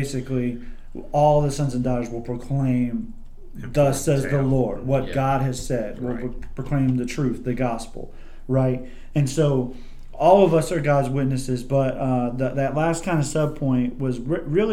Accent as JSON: {"language": "English", "country": "United States", "said": "I'm an American millennial"}